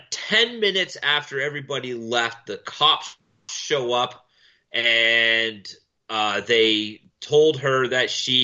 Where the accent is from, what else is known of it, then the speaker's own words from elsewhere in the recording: Canada; as a Canadian, as you might have known if you've been paying any bit of attention to any bit of the news, Quebec has the most strict rules in play in all of Canada right now